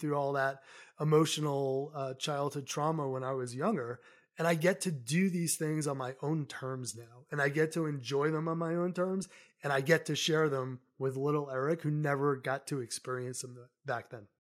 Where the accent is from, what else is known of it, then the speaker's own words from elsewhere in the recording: Somerset, Massachusetts, United States; moved away as an adult; also born or lived in New York City; now in Colorado, United States; I grew up in New England, so I grew up in a very small town in southeastern Massachusetts called Somerset.